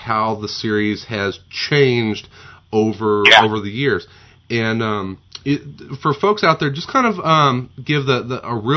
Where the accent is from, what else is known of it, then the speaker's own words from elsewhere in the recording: Southern Illinois, United States; growing up in Southern Illinois